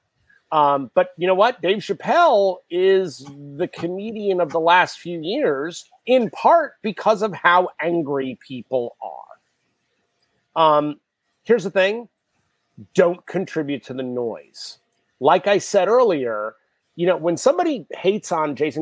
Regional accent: New York City, New York, United States; I grew up in New York City

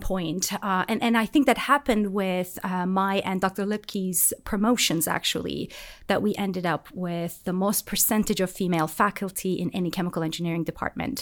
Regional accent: Turkey; moved away as an adult; now in Auburn, United States; I'm, I'm from Turkey, so the system in Turkey at my time was quite different

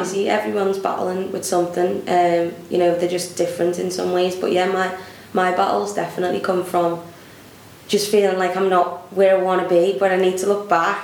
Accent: Liverpool, North West England, United Kingdom; accent: Scouse; I obviously grew up in Liverpool.

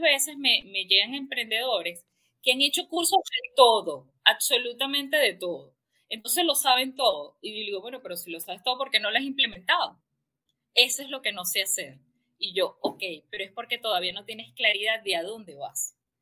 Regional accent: Venezuela

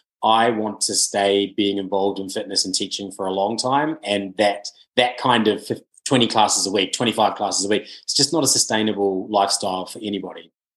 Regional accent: New Zealand; now in United Kingdom; I really noticed when I came from New Zealand to the UK

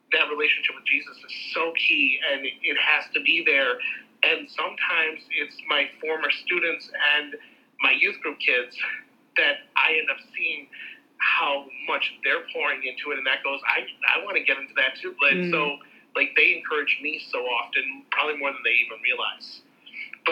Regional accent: Chicago, Illinois, United States; I'm from the Chicagoland area

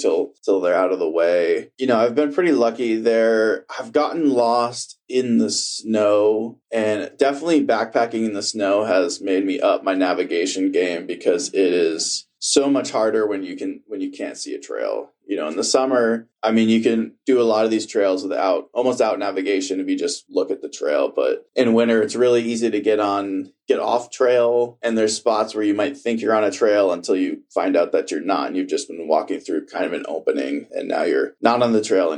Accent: New Hampshire, United States; moved away; I'm from New Hampshire

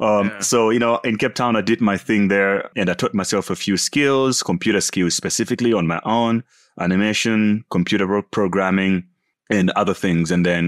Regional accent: Malawi; born there; So I was born in Malawi, typical African life, extremely poor and all that.

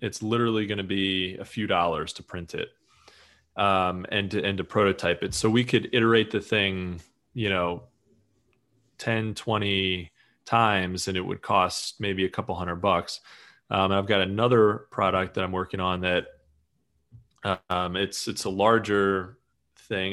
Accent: Eastern Pennsylvania, United States; I'm from from Pennsylvania

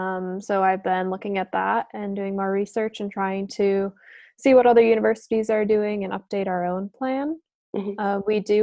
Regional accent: East Aurora, New York, United States; also born or lived in Plattsburgh; I'm from East Aurora, New York, which is really close. It's about 25 minutes outside the city of Buffalo.

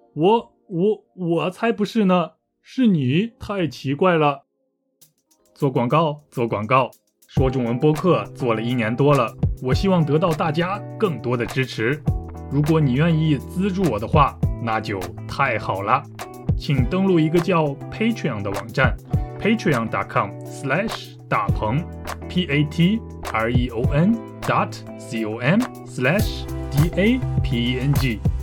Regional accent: northern China, China; 我来自中国北方

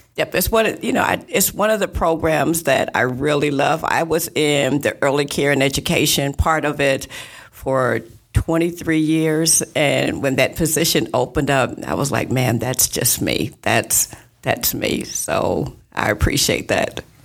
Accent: East Moline, Illinois, United States; now in Davenport, United States; I was actually born and raised in East Moline.

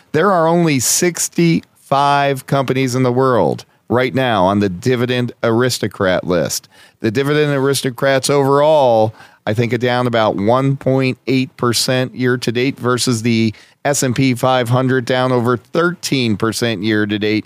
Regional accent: Scranton, Pennsylvania, United States; my hometown of Scranton, P

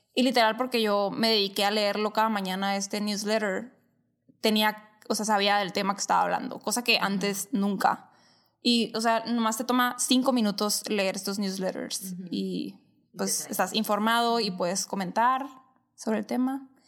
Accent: Caborca, Sonora, Mexico; moved away as an adult; also born or lived in Hermosillo, Sonora, Mexico; now in Phoenix, United States; nací en Caborca, Sonora

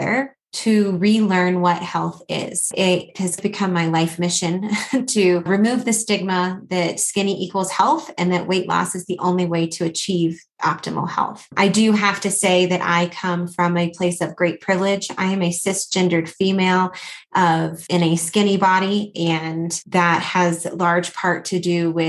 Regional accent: Atlanta, Georgia, United States; now in Colorado Springs, United States; I'm originally from Atlanta, Georgia. So if you hear a little bit of that accent coming through, that's where it's from

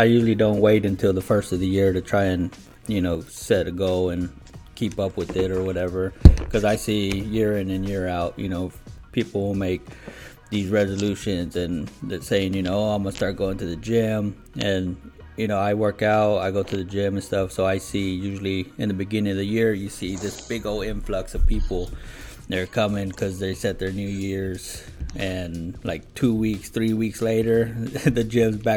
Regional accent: Devine, Texas, United States; now in Harker Heights, United States; We're both from Divine, Texas

